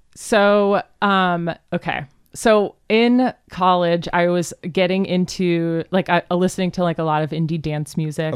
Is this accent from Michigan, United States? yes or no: no; Cleveland, Ohio, United States; now in Seattle, United States; I grew up in Cleveland, Ohio